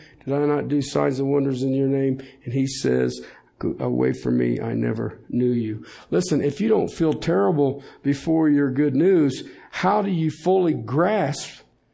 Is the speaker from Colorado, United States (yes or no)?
yes; Colorado, United States